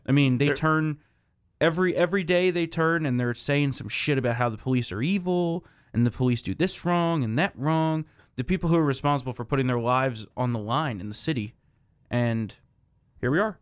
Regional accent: New Jersey, United States; the state of New Jersey, my home state

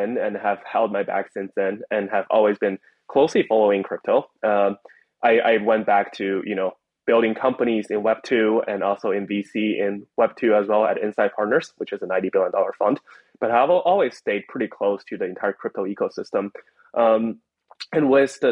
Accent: China; I grew up in China

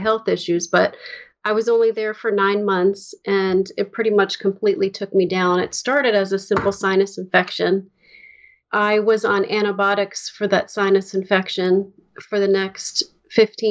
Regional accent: upstate New York, United States; also born or lived in Bronx, New York / Manhattan, New York; we moved into a house that was about an hour upstate

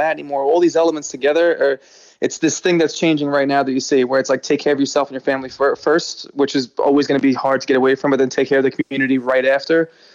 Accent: New York City, New York, United States; born or raised there

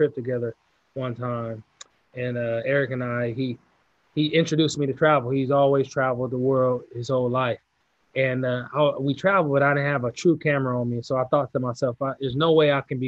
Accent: California, United States; I'm from California

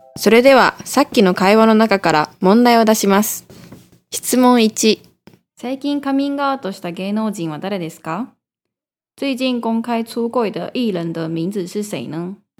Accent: Tokyo, Japan; moved away as an adult; now in Taiwan; 東京から来ました

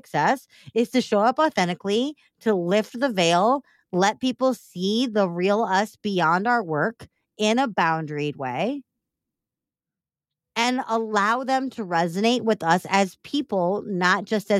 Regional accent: Chicago, Illinois, United States; it says that I am a Chicagoan and I think that deep dish pizza is gross.

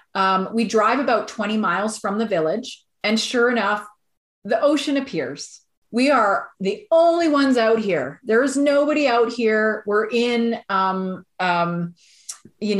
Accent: Alberta, Canada; we're from Alberta

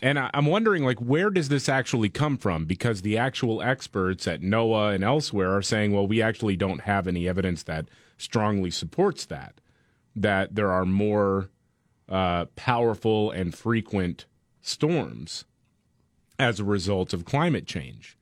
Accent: Gulf Coast, United States; as someone who grew up on the Gulf Coast

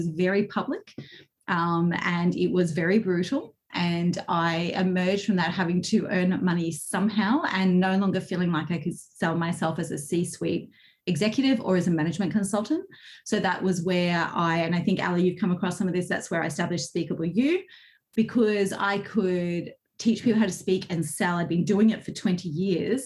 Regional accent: Queensland, Australia; moved away as an adult; also born or lived in Victoria, Australia; I moved from Queensland to Victoria in Australia, which in Australian terms is a long way

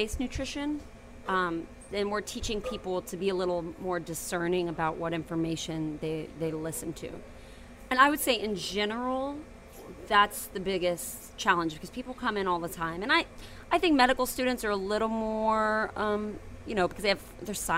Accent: near Cincinnati, Southwest Ohio, United States; now in New Orleans, United States; I'm from Ohio

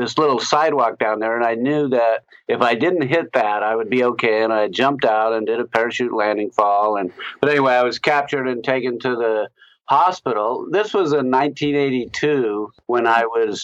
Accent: Anchorage, Alaska, United States; I grew up in Anchorage, Alaska, pretty privileged background

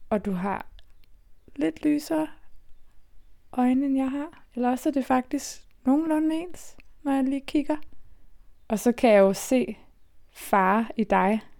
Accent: Copenhagen, Capital Region of Denmark, Denmark; Jeg er født og opvokset i København.

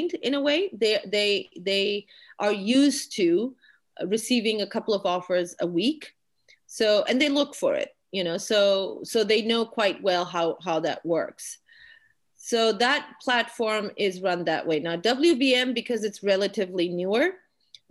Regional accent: Pakistan; moved away as an adult; also born or lived in Austin, Texas, United States; I'm a Pakistani woman. I was born and raised here.

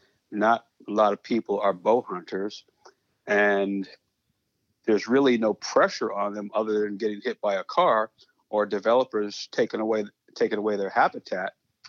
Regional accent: Florida, United States; also born or lived in New York; I was born in New York. My parents moved to Florida, went to high school and college in Florida.

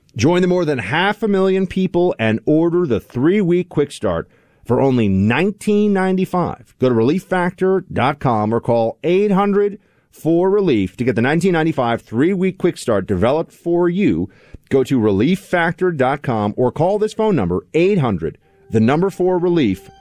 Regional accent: New York, United States; as a New Yorker

